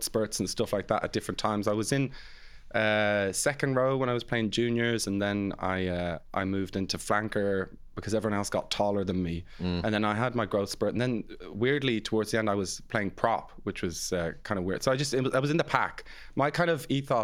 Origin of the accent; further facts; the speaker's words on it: Ireland; also born or lived in England; they actually had us in England, but we moved here when I was about four or something like that, so it's German in the household, but then growing up in Ireland.